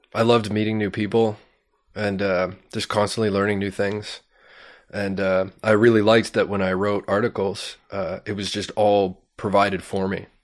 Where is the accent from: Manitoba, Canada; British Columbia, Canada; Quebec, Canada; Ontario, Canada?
Ontario, Canada; Sarnia; I grew up in Sarnia, Ontario